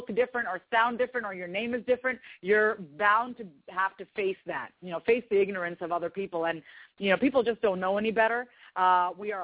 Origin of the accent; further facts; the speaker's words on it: Long Island, New York, United States; now in Kansas City, United States; I was raised on Long Island, New York.